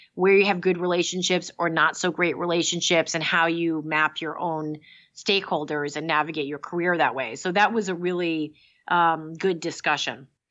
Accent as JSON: {"language": "English", "region": "Massachusetts", "country": "United States", "tie": "born or raised there", "said": "I grew up in Massachusetts"}